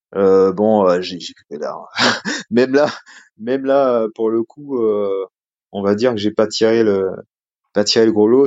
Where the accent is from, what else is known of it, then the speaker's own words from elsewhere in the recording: Martinique; moved away as an adult; also born or lived in metropolitan France; now in France; je viens de Martinique, euh, donc j'avais une culture un petit peu différente quand je suis arrivé en France